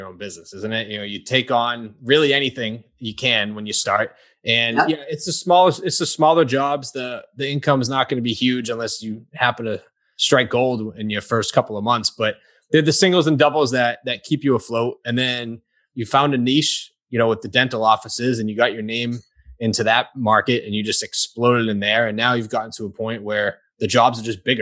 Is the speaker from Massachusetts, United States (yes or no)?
yes; Stoughton, Massachusetts, United States; That's my hometown